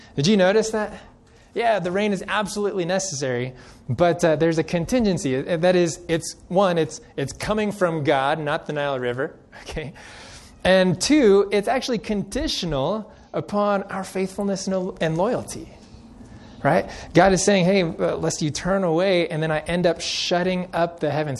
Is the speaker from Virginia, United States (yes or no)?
no; Central California, United States; now in Colorado, United States; I grew up in Central California